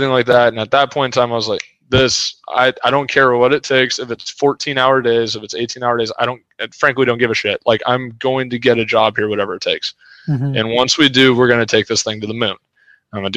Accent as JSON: {"language": "English", "area": "the Bay Area", "region": "California", "country": "United States", "tie": "born or raised there", "said": "growing up in the Bay Area"}